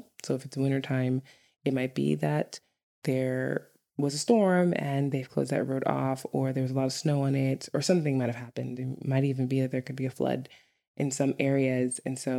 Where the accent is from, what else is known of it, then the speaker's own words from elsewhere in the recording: New York, United States; if you're from any urban area in the United States, like New York, I'm from New York, but like California or something, you would laugh at Icelandic traffic.